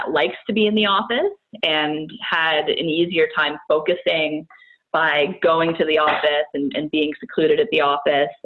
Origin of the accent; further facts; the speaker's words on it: Brockville, Ontario, Canada; also born or lived in Barrie, Ontario; now in Ottawa, Canada; We're originally from near this area, so I'm from Brockville, Ontario